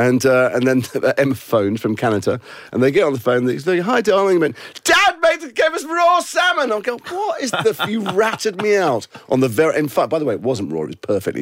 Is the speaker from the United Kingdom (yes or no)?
yes; England, United Kingdom; I'm English.